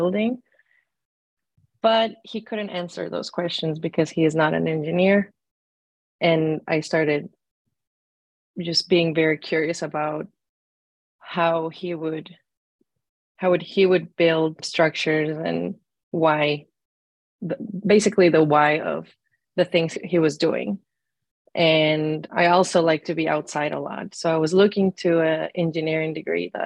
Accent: Hermosillo, Sonora, Mexico; moved away; also born or lived in Arizona; I am originally from Hermosillo, Sonora, Mexico

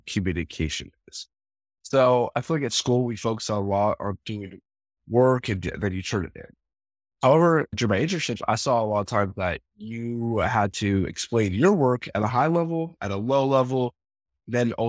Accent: Vancouver, Washington, United States; also born or lived in Portland, Oregon / Seattle, Washington; I grew up in the Vancouver, Washington, Portland, Oregon area, went to school up in Seattle.

